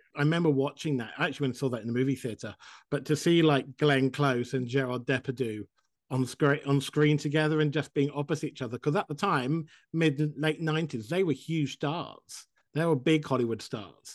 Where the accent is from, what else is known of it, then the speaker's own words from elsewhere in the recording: United Kingdom; now in Vermont, United States; I live in Vermont and I'm British